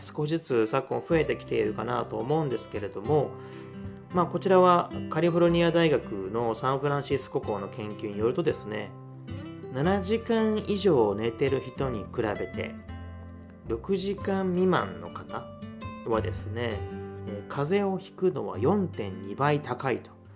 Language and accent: Japanese; Osaka, Japan; 出身は私、あの、大阪なんですけれども